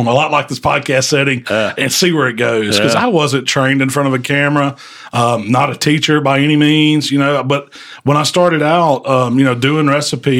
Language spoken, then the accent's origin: English; Southaven, Mississippi, United States; now in Hernando, United States; I grew up in South Haven